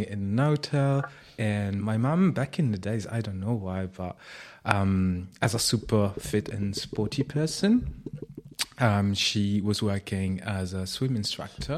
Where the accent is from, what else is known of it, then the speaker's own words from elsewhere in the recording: Piedmont, Italy; moved away; I grew up in Italy.